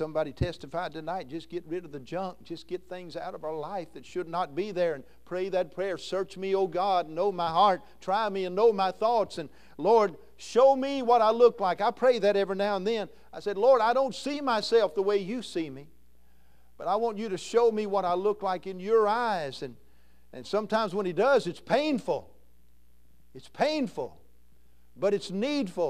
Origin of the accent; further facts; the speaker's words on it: Kentucky, United States; I'm from Kentucky